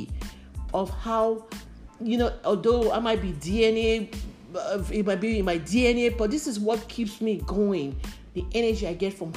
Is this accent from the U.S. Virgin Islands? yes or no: no; Nigeria; moved away as an adult; now in United States; I grew up in Nigeria.